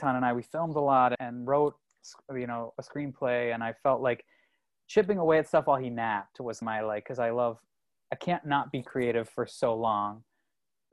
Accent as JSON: {"language": "English", "region": "Ontario", "country": "Canada", "tie": "born or raised there", "also_born_or_lived": "Toronto", "moved": "as an adult", "lives_now": "United States", "said": "I'm from Canada"}